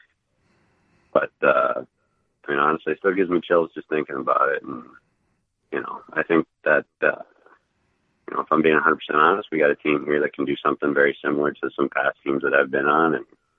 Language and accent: English; Indianapolis, Indiana, United States; born there; My family lives in Columbus, Ohio. And, you know, I was born here in Indy a long time ago, and I'm familiar with the area.